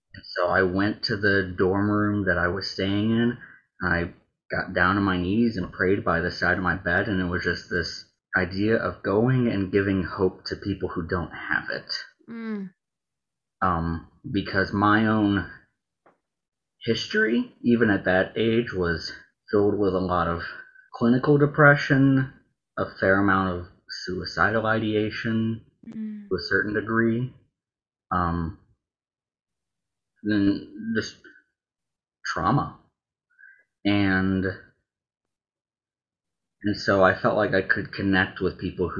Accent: right outside of Nashville, Tennessee, United States; I grew up right outside of Nashville

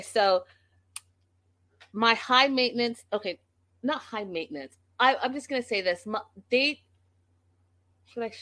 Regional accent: Canada; I'm Canadian

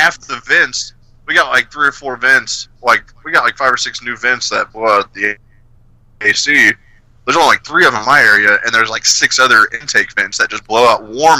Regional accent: Evansville, Indiana, United States; born there; No, I was born in Evansville.

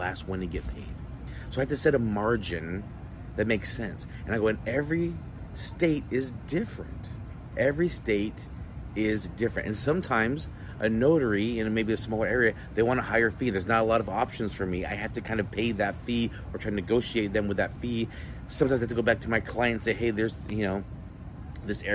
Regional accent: Utah, United States; I'm from Utah

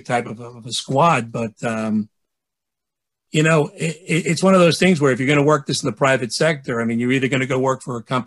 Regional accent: New York City, New York, United States; I grew up in the city. I'm from Bay Ridge

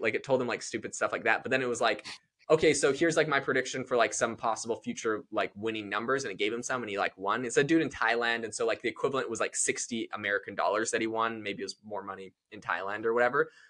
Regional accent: Canada; now in United States; I'm from Canada

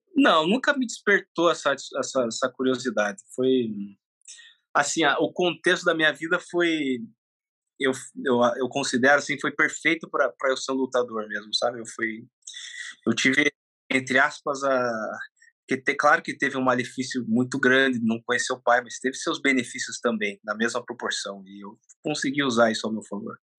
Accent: Brazil; also born or lived in Japan; Nasci no Japão. Eu vim com quatro anos para para cá

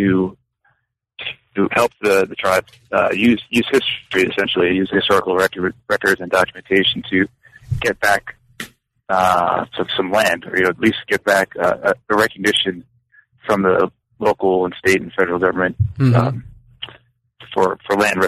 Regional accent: New York, United States; moved away as an adult; now in Los Angeles, United States; I'm from the East Coast, from New York, where I went to school as an undergraduate at Cornell University

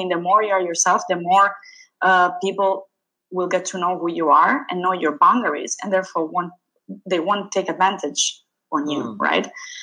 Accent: Sicily, Italy; I grew up in Sicily

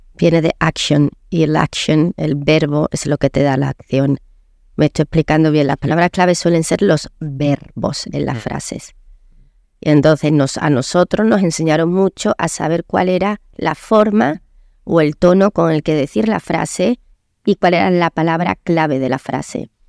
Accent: Córdoba, Andalusia, Spain; moved away; also born or lived in London / Madrid; yo nací en Córdoba, una niña muy feliz

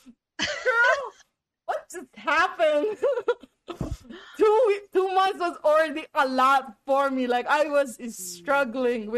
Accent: United States; I am from the United States

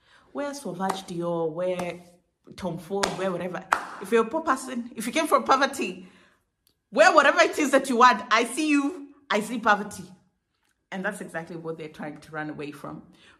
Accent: Kenya; I pity Kenyans, by the way. I feel so bad for Kenyans. And as a Kenyan, I say I pity Kenyans because I've gotten to a place where I don't want to accept that that is my reality.

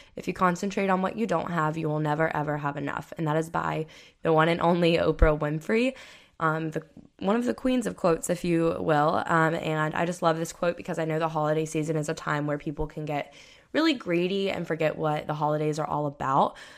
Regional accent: Florida, United States; I grew up in Florida

